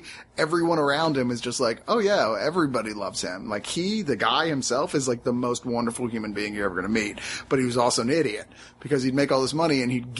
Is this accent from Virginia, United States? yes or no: yes; Virginia, United States; I grew up in Virginia, and yeah, Baltimore was right there.